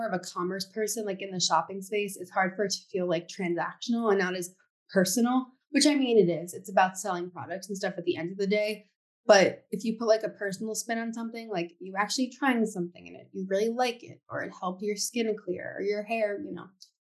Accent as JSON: {"language": "English", "town": "New York City", "region": "New York", "country": "United States", "tie": "born or raised there", "said": "I grew up in New York City"}